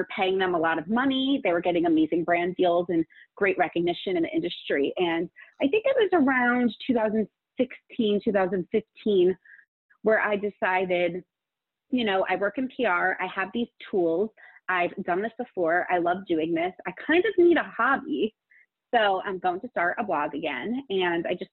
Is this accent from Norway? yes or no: no; Northern California, United States; also born or lived in Arizona / Los Angeles; now in Phoenix, United States; I'm originally from Northern California